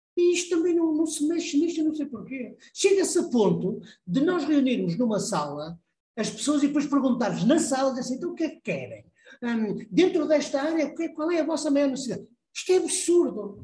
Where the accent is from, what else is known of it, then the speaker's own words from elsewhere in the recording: Porto, Norte, Portugal; Eu vim para Portugal, para o Porto, sou, sou do Porto